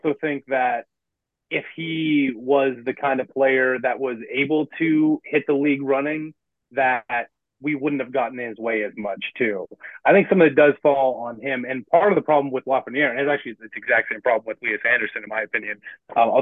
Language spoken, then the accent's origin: English; Canada; I'm Canadian